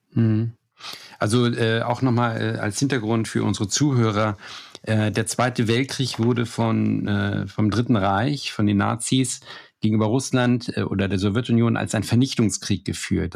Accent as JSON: {"language": "German", "country": "Germany", "said": "ich als Deutscher"}